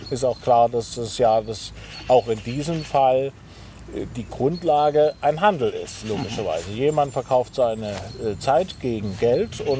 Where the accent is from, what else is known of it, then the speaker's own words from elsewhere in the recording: Dresden, Saxony, Germany; Ich bin ja in Ostdeutschland aufgewachsen, bin in Dresden geboren.